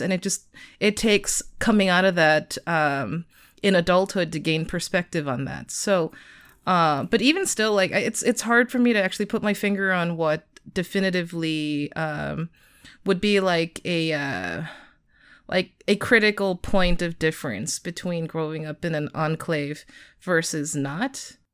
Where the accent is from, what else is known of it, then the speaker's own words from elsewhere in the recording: Arcadia, California, United States; I grew up in Arcadia, California. Uh, it's a suburb of Los Angeles